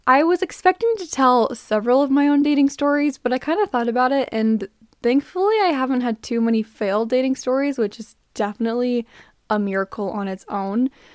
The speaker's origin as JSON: {"language": "English", "region": "Utah", "country": "United States", "said": "I'm from Utah"}